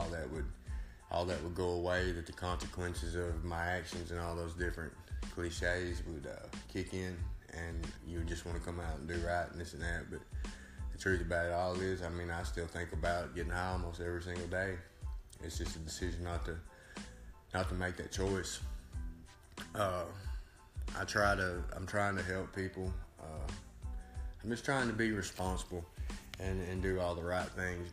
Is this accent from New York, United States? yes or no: no; Savannah, Tennessee, United States; I'm from Savannah, Tennessee, 36 years old.